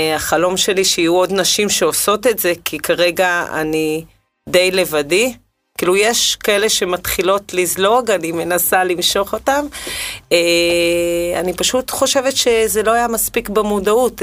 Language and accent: Hebrew; Israel; גדלתי בקיבוץ